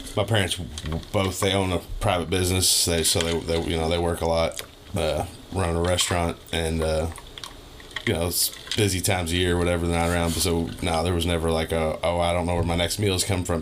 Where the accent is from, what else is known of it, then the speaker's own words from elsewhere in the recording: Louisville, Kentucky, United States; I've been in Louisville, Kentucky, my whole life, pretty much the J Town, Fern Creek, Hikes Point area. I've had like two houses growing up